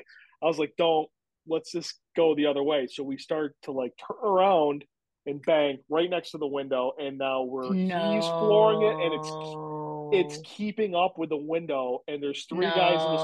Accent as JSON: {"language": "English", "town": "Williamson", "region": "New York", "country": "United States", "tie": "born or raised there", "said": "when I was a kid, I grew up in Williamson, which is all apple orchards."}